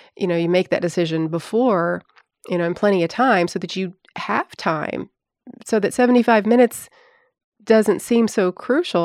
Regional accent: Tennessee, United States; I'm from Tennessee, but I'm not from that area.

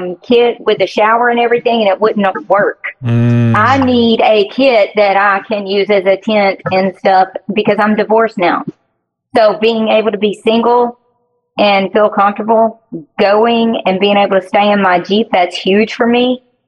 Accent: Alabama, United States; I live in Alabama.

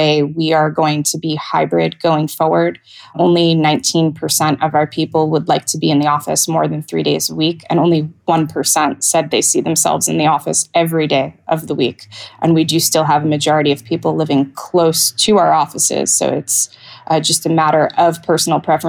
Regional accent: United States; moved away as an adult; also born or lived in Europe; I am American and have only lived here full time for just over a year now

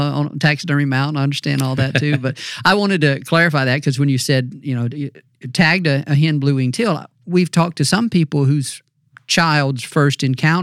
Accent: North Mississippi, United States; I grew up in North Mississippi

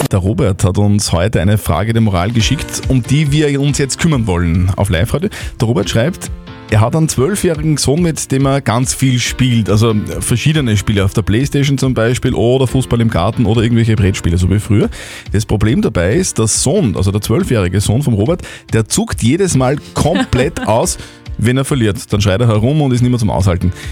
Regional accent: Wels, Upper Austria, Austria; Ich bin ja aus Wales und ich hab auch nur gute Erfahrungen.

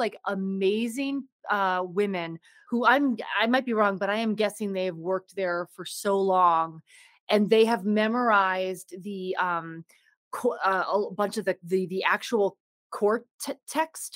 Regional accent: Salem, Massachusetts, United States; that's my hometown

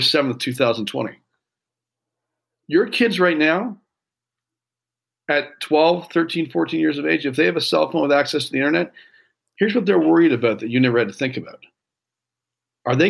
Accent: Canada; I grew up in Canada, we didn't have a lot

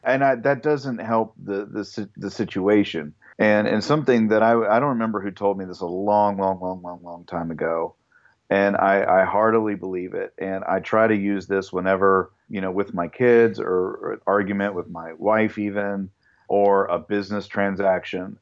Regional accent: United States; moved away; also born or lived in Kentucky, United States; I come from Ohio and Kentucky, the land where lots of gun owners and they go hunting

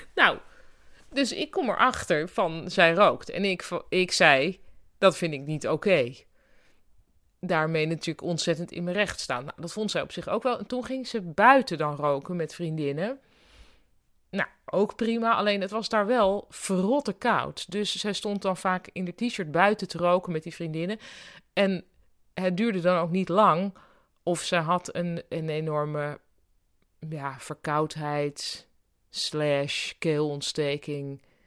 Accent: Netherlands; ik kwam uit Nederland

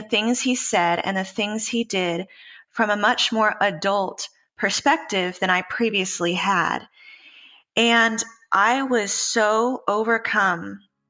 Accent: Austin, Texas, United States; born there; also born or lived in Memphis / Houston / Los Angeles; I was born in Austin, Texas. I'm the oldest of five daughters. We moved around a lot. I lived in Memphis, Tennessee, Houston, Texas, Los Angeles, California.

